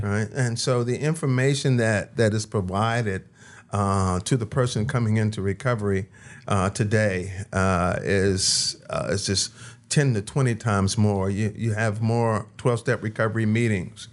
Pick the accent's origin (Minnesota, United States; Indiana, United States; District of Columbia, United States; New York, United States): District of Columbia, United States; Washington; now in Las Vegas, United States; I was born in Washington, D C.